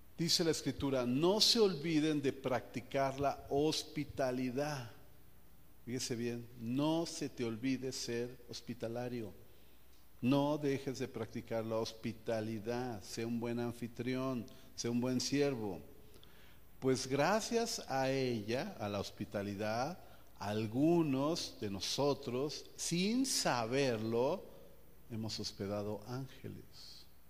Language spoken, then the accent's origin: Spanish; Mexico; como buen mexicano